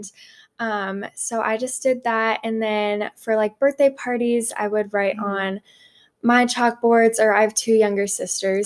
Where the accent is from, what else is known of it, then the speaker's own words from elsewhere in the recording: Phoenix, Arizona, United States; I'm from Arizona, mm-hmm. Phoenix. Um, I grew up here